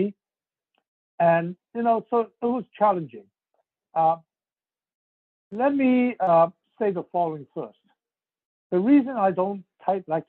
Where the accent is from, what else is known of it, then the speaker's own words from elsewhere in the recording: Hong Kong; English is a second language; also born or lived in Shanghai, China / Montreal, Canada; now in United States; I was born in Shanghai, and family and I left when I was a young age of five to really escape communist China and ended in Hong Kong.